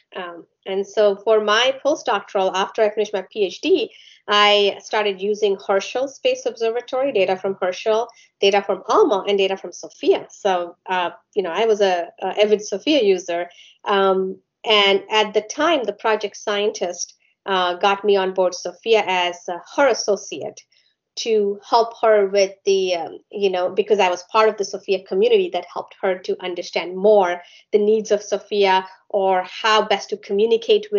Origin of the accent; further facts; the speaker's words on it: India; now in United States; I grew up in India, so you know, I went to school there